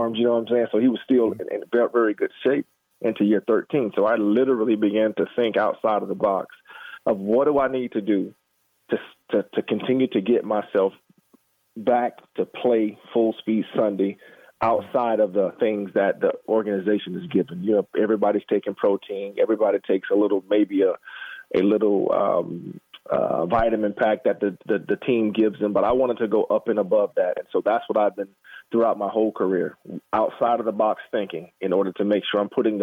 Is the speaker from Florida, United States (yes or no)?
yes; Jacksonville, Florida, United States; I'm born and raised in Jacksonville, Florida